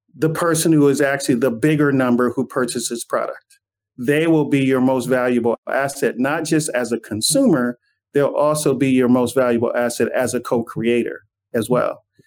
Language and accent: English; Inglewood, California, United States; when I was growing up in Inglewood